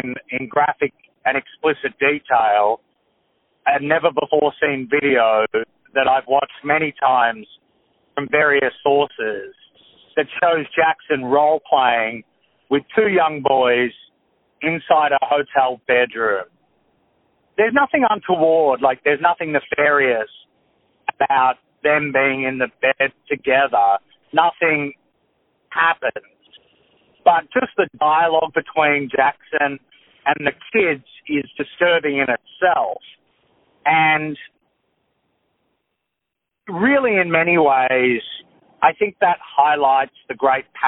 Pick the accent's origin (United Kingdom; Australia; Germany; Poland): Australia; I grew up in Australia